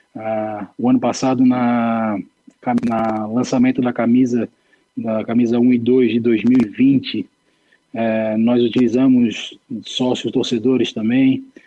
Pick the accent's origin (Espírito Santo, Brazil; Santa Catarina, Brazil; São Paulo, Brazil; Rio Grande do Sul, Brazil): Santa Catarina, Brazil; Florianópolis; Sou, sou manezinho de Floripa, nascido e criado ali na região de Itacurubi